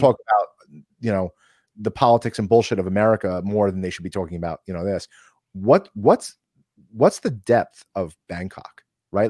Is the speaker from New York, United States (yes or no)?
yes; New York City, New York, United States; we're born and raised in New York